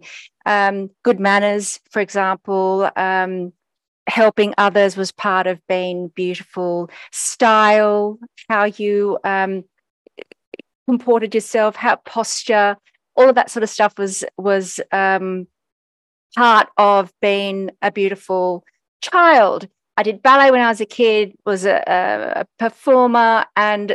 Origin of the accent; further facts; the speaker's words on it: Australia; I was a Greek kid growing up in Australia